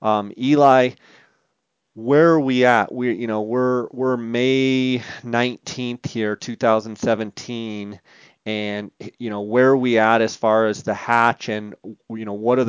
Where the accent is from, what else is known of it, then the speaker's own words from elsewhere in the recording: Phoenix, Arizona, United States; Phoenix, which is my hometown